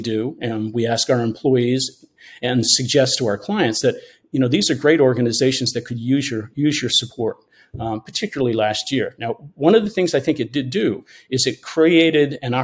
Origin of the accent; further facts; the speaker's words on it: Hudson Valley, New York, United States; moved away as an adult; now in Maine, United States; my brother and I grew up in the Hudson Valley, but we always came back to Maine